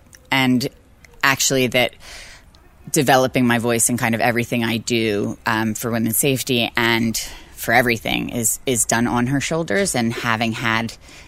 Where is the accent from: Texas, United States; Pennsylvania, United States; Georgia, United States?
Pennsylvania, United States; Philadelphia; We were pretty poor, and I went to city schools, and I loved it.